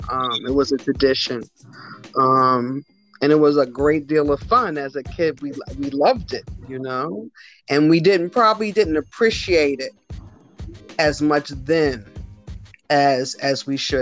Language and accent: English; New York City, New York, United States; moved away as an adult; also born or lived in Long Island, New York; now in Connecticut, United States; I'm a native New Yorker, born and raised in New York, born in Long Island, raised in Alphabet City, moved to Northeast Bronx when I got to junior high school. From there, I went to college up in Connecticut.